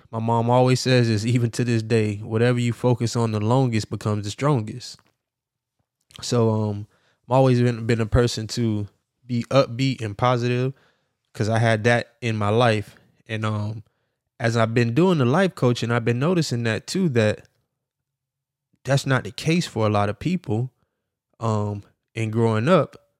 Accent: Miami, Florida, United States; also born or lived in Jacksonville, Florida; I'm from Miami, Florida, Dade County.

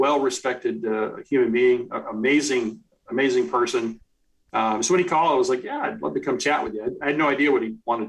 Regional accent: United States; moved away; also born or lived in Wichita, Kansas; I grew up outside of Washington, D.C.

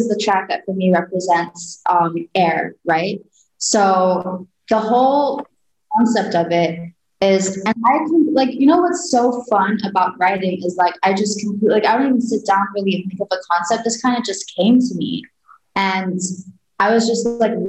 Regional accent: Sudan; moved away; also born or lived in Virginia; where I grew up in Sudan.

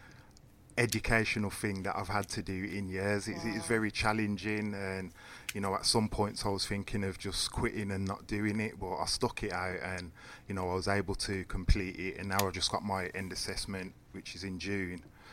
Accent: Birmingham, West Midlands, United Kingdom; Born and bred in Newtown

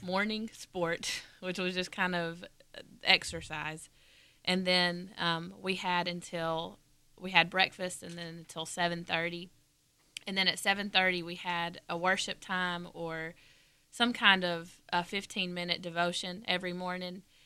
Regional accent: Dalton, Georgia, United States; I'm from Dalton, Georgia, which is in the northwest corner of Georgia, about an hour and a half north of Atlanta

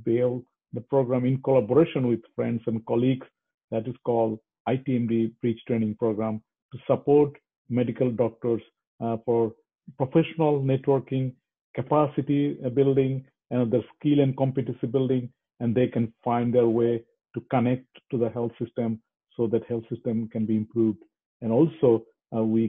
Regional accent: Bangladesh; moved away as an adult; also born or lived in Thailand; now in Canada; I'm a medical doctor, born and brought up in Bangladesh

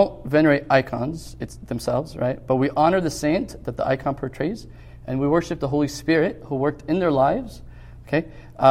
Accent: Egypt; moved away; growing up in Egypt

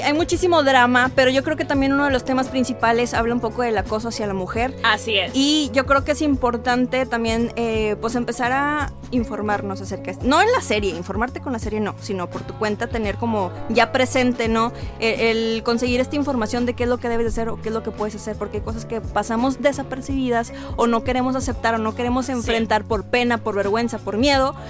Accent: Mexico; nuestra cultura como mexicanos

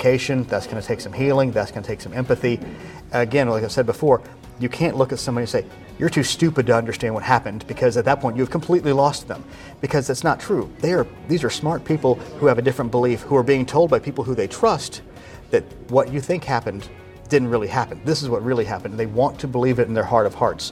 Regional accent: United States; as an American

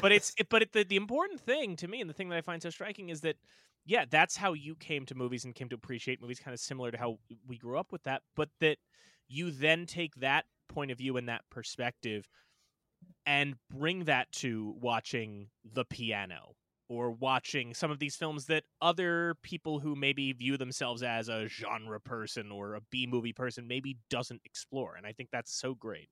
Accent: Long Island, New York, United States; Tom and I are, are from Long Island, right? We're from suburban Long Island.

